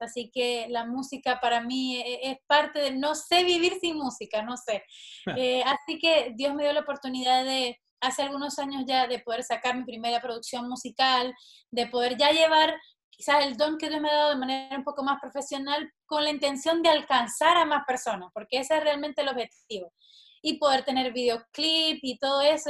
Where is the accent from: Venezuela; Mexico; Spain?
Venezuela; Maracaibo, Zulia; moved away; yo soy de una de las ciudades más calurosas de Venezuela, de Maracaibo